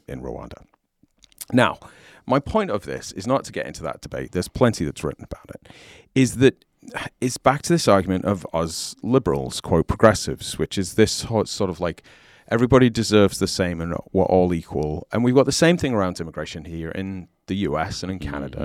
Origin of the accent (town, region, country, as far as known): United Kingdom; accent: British; moved away as an adult; also born or lived in Southern California; now in United States